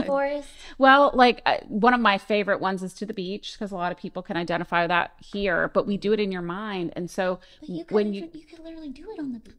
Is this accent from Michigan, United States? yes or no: no; Orlando, Florida, United States; now in Ocean Springs, United States; I'm from Florida, from Orlando area